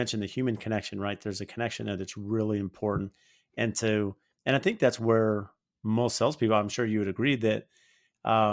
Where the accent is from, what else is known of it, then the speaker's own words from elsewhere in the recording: Phoenix, Arizona, United States; I'm from Phoenix